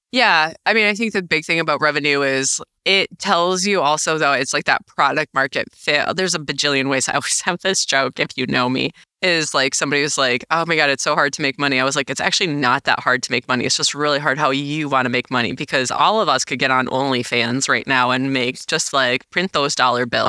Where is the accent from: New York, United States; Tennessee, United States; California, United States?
New York, United States; now in Minnesota, United States; As a New Yorker